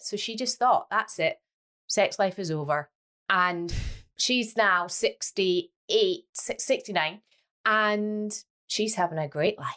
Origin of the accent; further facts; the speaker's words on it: Scotland, United Kingdom; now in Leeds, United Kingdom; I am Scottish